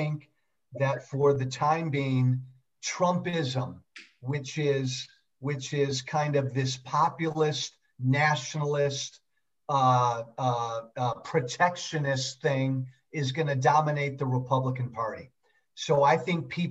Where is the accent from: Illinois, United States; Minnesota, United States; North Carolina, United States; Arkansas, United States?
Illinois, United States; Chicago; born and raised in the Chicago suburbs